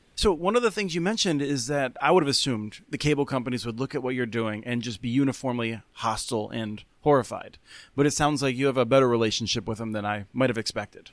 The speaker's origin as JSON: {"language": "English", "region": "Pennsylvania", "country": "United States", "said": "my home state of Pennsylvania"}